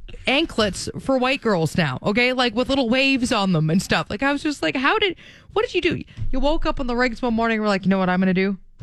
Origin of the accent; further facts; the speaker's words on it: Alberta, Canada; I'm from Alberta